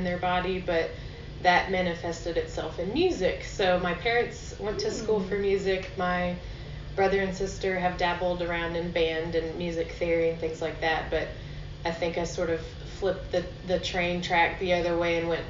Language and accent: English; Nashville, Tennessee, United States; now in Abingdon, United States; I'm from Nashville, Tennessee